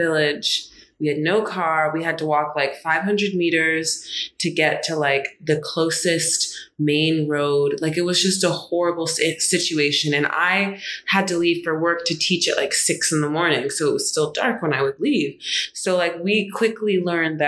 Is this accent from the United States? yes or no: yes; Charlottesville, Virginia, United States; moved away as an adult; now in Abidjan, Ivory Coast; I'd grown up in Charlottesville my whole life, born and raised there, Charlottesville, Virginia